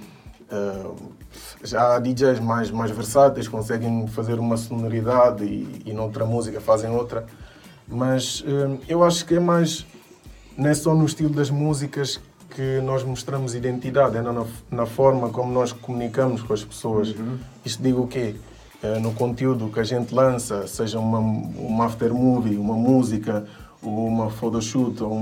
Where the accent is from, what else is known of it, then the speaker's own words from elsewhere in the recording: Guinea-Bissau; now in Portugal; eu não sou só guinense, não, tipo, eu digo, eu sou, eu sou de Portugal, apesar de ser guinense, mas sou de Portugal porque Portugal é Guiné-Bissau, é Angola, é Cabo Verde